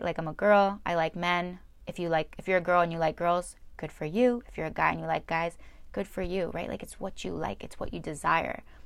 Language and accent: English; New Jersey, United States; I was born in New Jersey